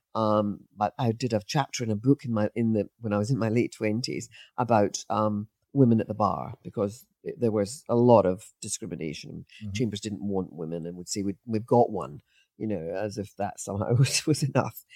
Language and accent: English; Scot, Scotland, United Kingdom; as a Scot